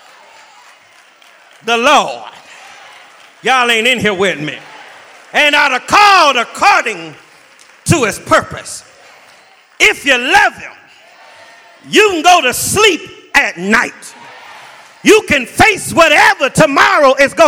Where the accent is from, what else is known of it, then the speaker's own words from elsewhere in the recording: Los Angeles, California, United States; now in Jacksonville, United States; I was from Los Angeles